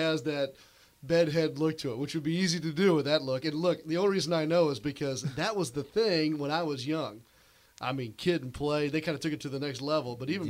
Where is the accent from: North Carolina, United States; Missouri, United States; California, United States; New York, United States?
Missouri, United States; St. Louis; I grew up in St. Louis.